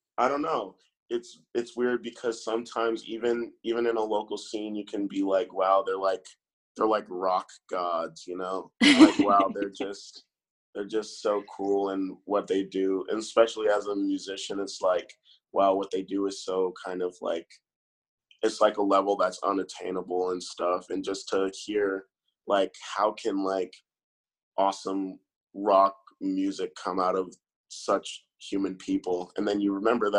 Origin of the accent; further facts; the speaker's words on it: Jacksonville, Florida, United States; moved away as an adult; also born or lived in Mississippi / Baltimore, Maryland; now in Orlando, United States; So I am from Jacksonville. I grew up in Jacksonville for about 10 years.